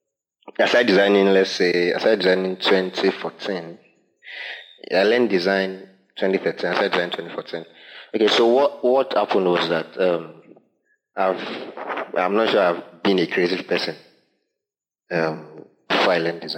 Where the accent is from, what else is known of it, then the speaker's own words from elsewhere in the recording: Akure, Ondo, Nigeria; a church member of mine who I grew up in Akure